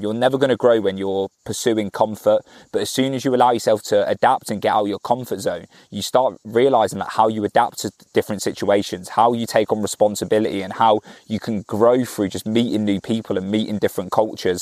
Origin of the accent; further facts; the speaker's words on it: Cornwall, South West England, United Kingdom; I'm from Cornwall